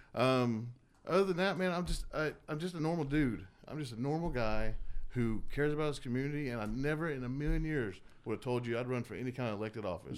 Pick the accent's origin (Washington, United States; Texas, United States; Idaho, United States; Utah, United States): Texas, United States; Dallas; moved away as an adult; also born or lived in Southern California / Tahoe / Corpus Christi, Texas; now in Temple, United States; I was born in Southern California, raised in Dallas, Georgia